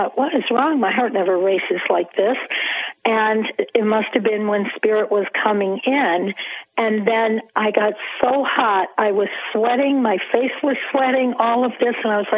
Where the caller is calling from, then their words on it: Springfield, Massachusetts, United States; I'm calling from Springfield, Massachusetts.